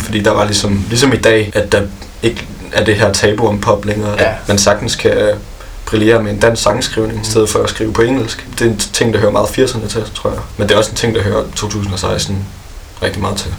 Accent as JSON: {"language": "Danish", "town": "Odense", "region": "Southern Denmark", "country": "Denmark", "said": "hjemme i Odense, hvor vi kommer fra"}